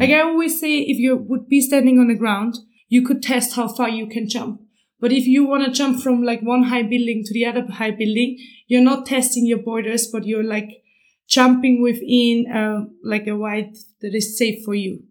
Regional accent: Austria; also born or lived in Vienna; I'm from Austria. I live in Vienna

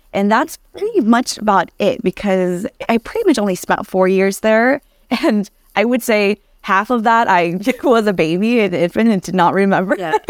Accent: Anaheim, California, United States; English is a second language; also born or lived in Vietnam; up until sixth grade, I, I grew up in Anaheim

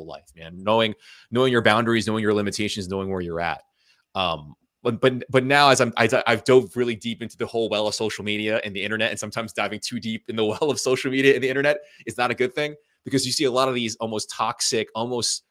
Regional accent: United States; being a child of immigrant parents, you know, I'm Asian American

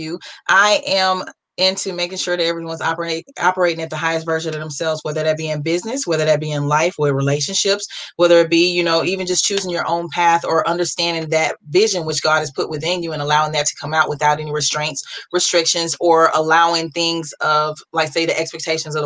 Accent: Beaumont, Texas, United States; also born or lived in Groves, Texas; I hail from Beaumont, Texas. Actually, I'm living more in the Groves area, but Beaumont is pretty much where I grew up

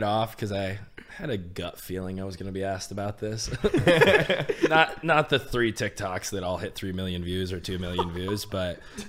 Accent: Connecticut, United States; I'm from Connecticut.

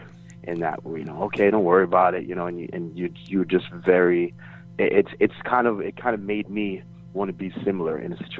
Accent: New York City, New York, United States; moved away; also born or lived in Florida / Tampa, Florida; Originally from New York. I was born and raised in Queens. I moved to Florida. I went to high school in Florida.

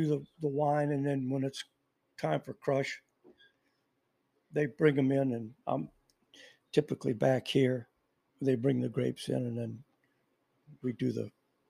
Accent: South Louisiana, United States; moved away; also born or lived in Houston, Texas / Hampshire, Tennessee; when I grew up in South Louisiana, and then I moved to Houston.

